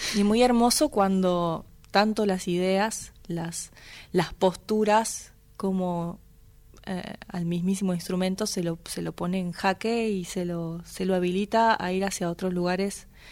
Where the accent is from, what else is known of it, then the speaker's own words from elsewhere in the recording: Buenos Aires Province, Argentina; now in Buenos Aires, Argentina; si bien soy bonaerense, hace más años que vivo en Buenos Aires que los que he habitado en cualquier otro lugar